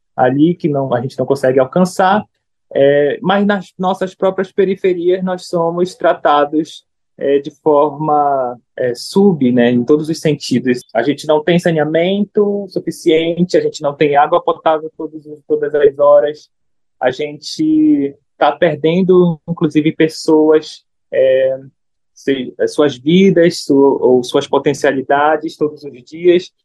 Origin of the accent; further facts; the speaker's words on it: Brazil; sou brasileiro